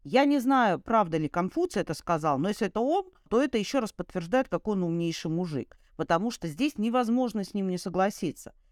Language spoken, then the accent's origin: Russian; Saint Petersburg, Russia; moved away as an adult; в Ленинграде, в моем родном городе, в котором родилась и я, и прожила до 30 лет